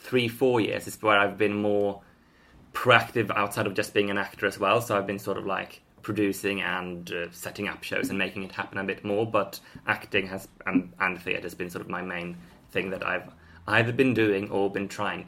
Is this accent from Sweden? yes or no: yes; Sweden; now in Highgate, United Kingdom; I'm from Sweden.